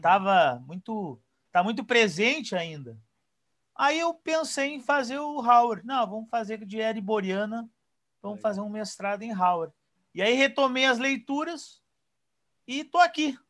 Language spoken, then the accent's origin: Portuguese; Porto Alegre, Rio Grande do Sul, Brazil; now in Pelotas, Brazil; eu sou natural de Porto Alegre.